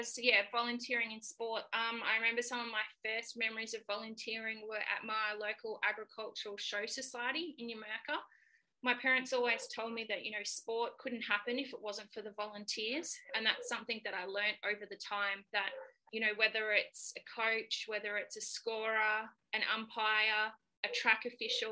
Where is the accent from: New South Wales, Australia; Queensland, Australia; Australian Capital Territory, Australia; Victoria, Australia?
Victoria, Australia; Katunga; now in Shepparton, Australia; I grew up in Katunga, which is about 40 minutes north of Shepparton